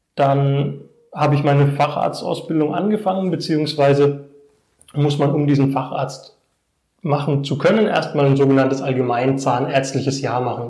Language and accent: German; Bad Neustadt an der Saale, Bavaria, Germany; also born or lived in Erlenbach am Main / Hohenroth / Heidelberg; Ich komme aus Bad Neustadt, bin mit meinen Eltern im Alter von drei Jahren hierher gezogen, erst nach Hohenroth. Dann sind wir nach Bad Neustadt gezogen, bin hier zur Grundschule gegangen